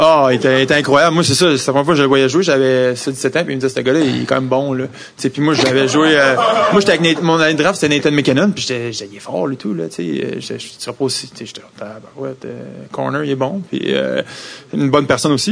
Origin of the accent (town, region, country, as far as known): Quebec, Canada; accent: French; first language French; moved away as an adult; also born or lived in Philadelphia